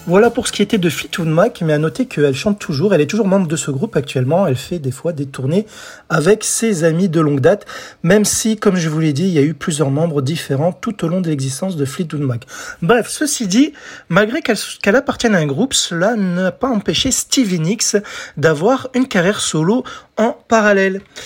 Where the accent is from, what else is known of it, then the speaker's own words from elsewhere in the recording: France; chez nous en France